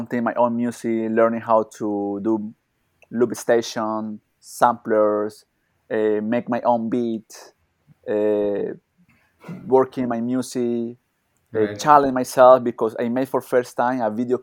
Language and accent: English; Colombia; English is a second language; moved away as an adult; also born or lived in Dubai; now in India; I born in Colombia, but I not living there for many years